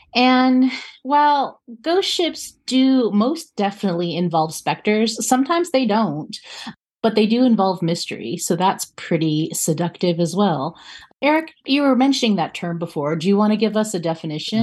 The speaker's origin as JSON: {"language": "English", "region": "North Carolina", "country": "United States", "said": "my home state of North Carolina"}